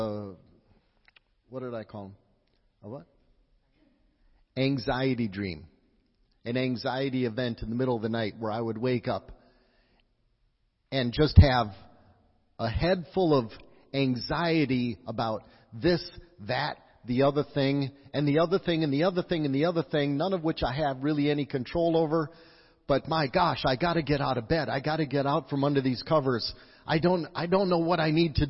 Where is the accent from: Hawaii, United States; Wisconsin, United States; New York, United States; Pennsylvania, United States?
Wisconsin, United States; moved away; also born or lived in La Crosse; I'm from Wisconsin